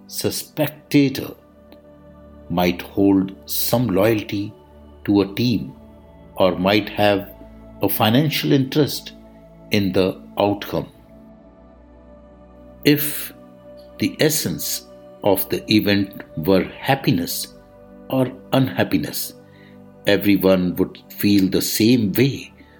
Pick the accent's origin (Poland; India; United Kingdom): India; I am the Indian monk